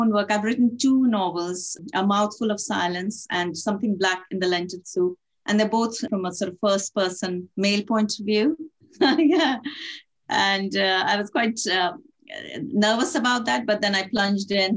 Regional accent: Italy; also born or lived in India / France; now in Manchester, United Kingdom; I was born in India, brought up in Italy, lived in France, of course now live in Manchester

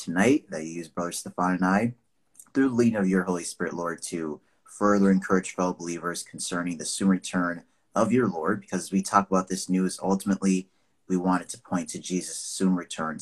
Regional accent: Nigeria; now in United States; I'm Nigerian. I was born there, lived in the U.S. for 20 plus years now.

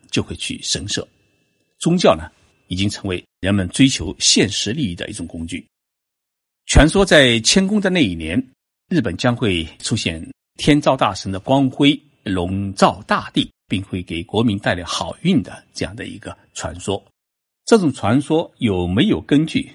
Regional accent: China; 我们中国人

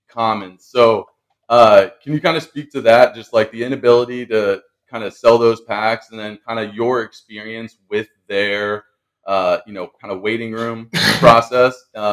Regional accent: Tampa, Florida, United States; my hometown team, the Tampa Bay Rays

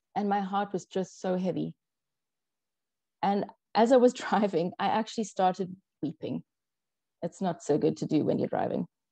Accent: South Africa; first language English; I was brought up in South Africa. I'm a white, English speaking South African

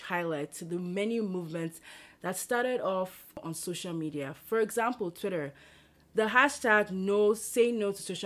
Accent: Nigeria; moved away as an adult; also born or lived in Lagos, Nigeria; now in Berkeley, United States; So here I am in Berkeley, California. I grew up in Nigeria

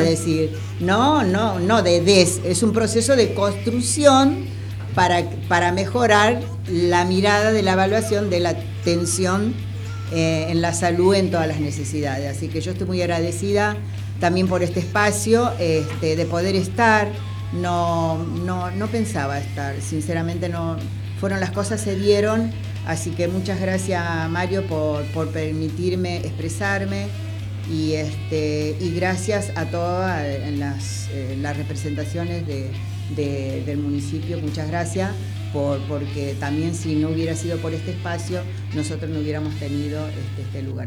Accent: Argentina

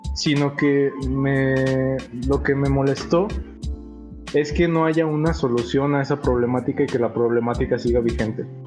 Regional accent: León, Guanajuato, Mexico; somos de León, Guanajuato

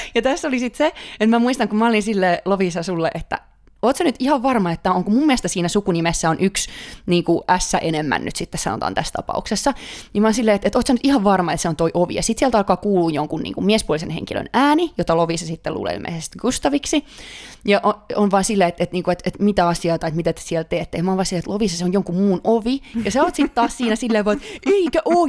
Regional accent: Finland; also born or lived in Stockholm, Sweden; now in Sweden; kaikki aina kuulee, että mä tuun Suomesta

